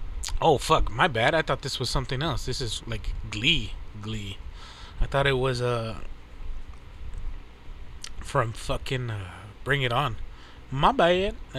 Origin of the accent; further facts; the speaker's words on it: Texas, United States; I'm not from California. I'm from Texas.